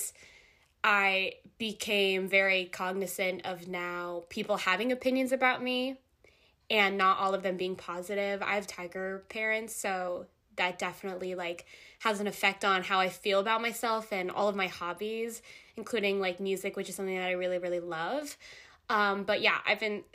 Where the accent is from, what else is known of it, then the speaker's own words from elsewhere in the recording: Jersey Shore, New Jersey, United States; I'm from the Jersey Shore